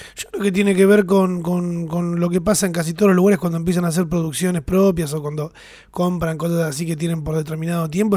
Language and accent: Spanish; Argentina; somos argentinos y nos gusta abrazarnos